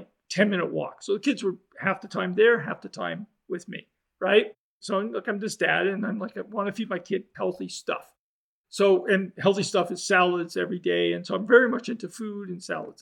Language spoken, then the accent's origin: English; Canada; I'm a Canadian